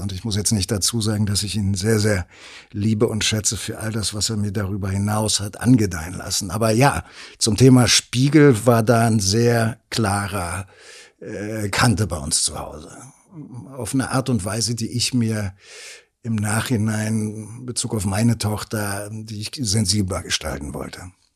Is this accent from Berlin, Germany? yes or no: yes; Berlin, Germany; dass ich vom, vom, vom, von der Mentalität her wahrscheinlich am meisten Kreuzberger bin, mhm. so als Berliner.